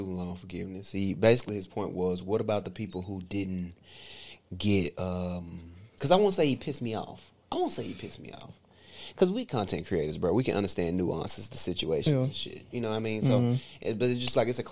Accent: United States; as American

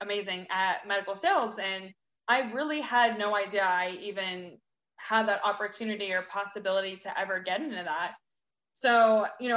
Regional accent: Pittsburgh, Pennsylvania, United States; moved away as an adult; now in Austin, United States; I'm originally from Pittsburgh, Pennsylvania. I moved to Austin, Texas in April of 2018

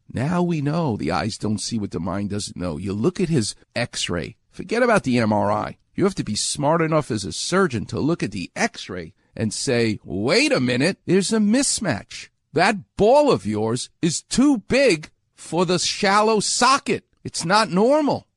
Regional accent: New York, United States; moved away; I'm from New York.

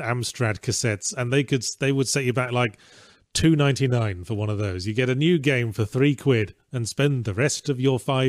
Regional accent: England, United Kingdom; moved away; also born or lived in Australia; in my childhood in England

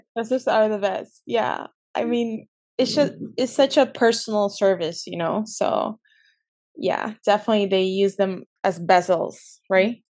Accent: Peru; also born or lived in California, United States; I was born in California, but I moved to Peru when I was like five years old. So mm-hmm. I essentially grew up my whole life in Peru.

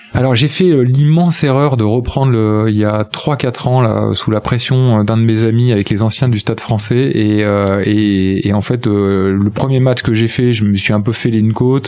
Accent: Angoulême, Nouvelle-Aquitaine, France; moved away as an adult; also born or lived in Bordeaux; moi je suis charentais, je suis d'Angoulême, donc après j'ai fait mes études à Bordeaux

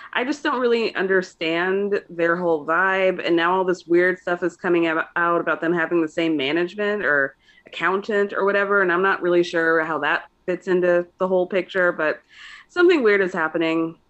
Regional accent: Georgia, United States; I grew up in Georgia

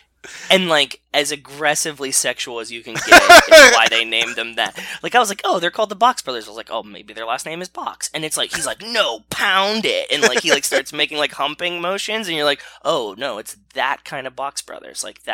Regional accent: Pittsburgh, Pennsylvania, United States; I lived in Pittsburgh. I grew up in Pittsburgh.

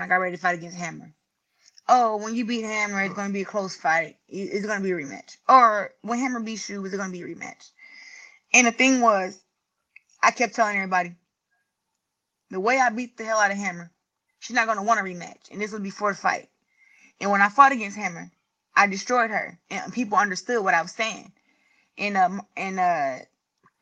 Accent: Flint, Michigan, United States; I'm from Flint, Michigan.

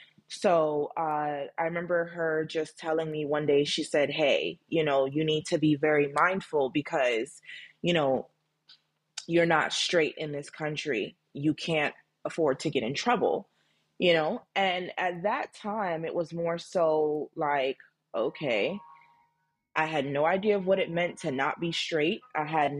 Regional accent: United States; born or raised there; also born or lived in Jamaica

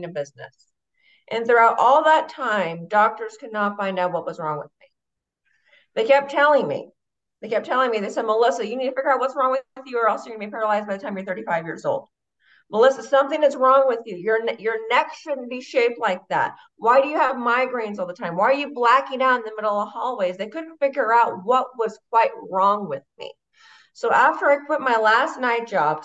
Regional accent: Boise, Idaho, United States; So I'm from Boise, Idaho, born and raised

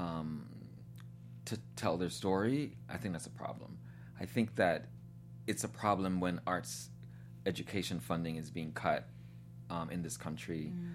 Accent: New York City, New York, United States; born or raised there; moved away as an adult; also born or lived in Guyana / Tennessee

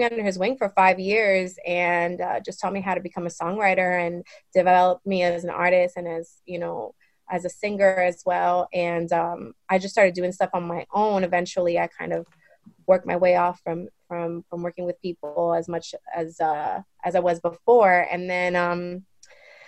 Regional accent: New York City, New York, United States; I am from the Bronx, New York. Also from many other areas as well, in New York as well

